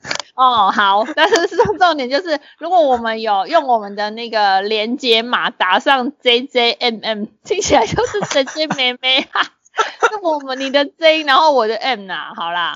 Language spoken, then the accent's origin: Chinese; Tainan, Taiwan; 我们台南人就是这样子